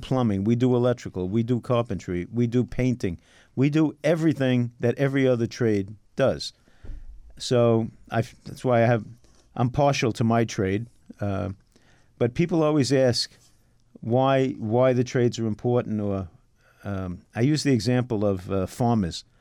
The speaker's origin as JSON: {"language": "English", "town": "New York City", "region": "New York", "country": "United States", "tie": "born or raised there", "also_born_or_lived": "Queens", "said": "I was born in Brooklyn"}